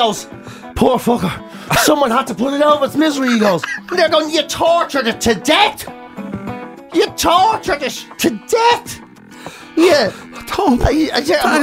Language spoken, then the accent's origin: English; Dublin, Leinster, Ireland; we're all from Dublin.